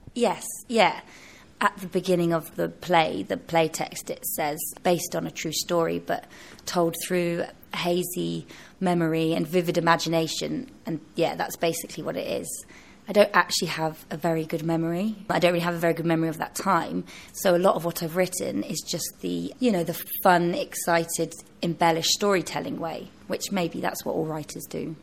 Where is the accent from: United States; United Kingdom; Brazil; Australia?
United Kingdom; Devon, South West England; I was from Devon.